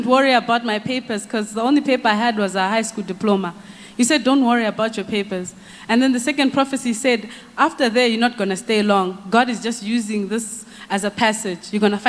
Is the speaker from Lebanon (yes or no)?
no; Malawi; I come from Malawi.